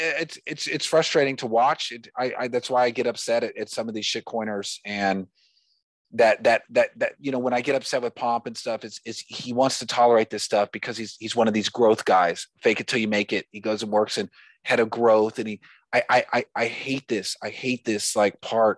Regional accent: United States; I'm an American

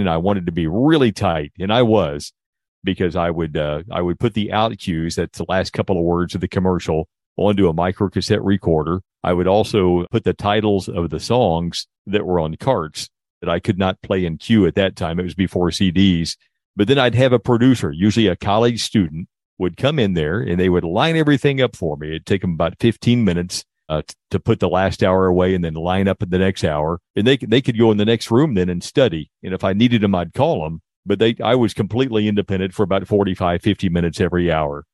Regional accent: Indiana, United States; moved away as an adult; now in Texas, United States; I grew up in Indiana, at least until I graduated from high school

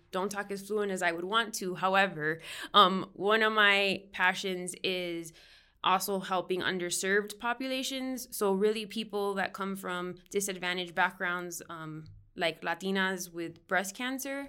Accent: Miami, Florida, United States; moved away as an adult; now in Northern Colorado, United States; that's actually where I'm originally from, born and raised

